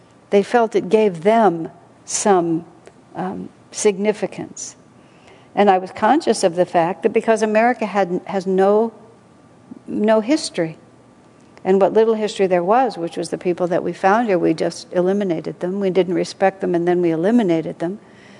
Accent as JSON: {"language": "English", "country": "United States", "said": "I'm so American"}